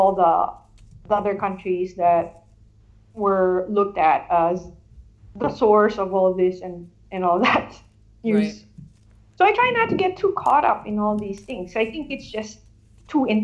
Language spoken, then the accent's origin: English; Philippines; moved away as an adult; now in San Francisco, United States; I was born and raised in the Philippines, and in the province.